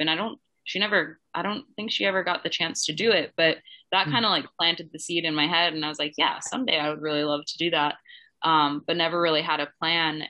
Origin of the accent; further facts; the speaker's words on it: Twin Cities, Minneapolis–St. Paul, Minnesota, United States; moved away as an adult; I grew up in the Twin Cities, like just in the suburbs south of Minneapolis, St. Paul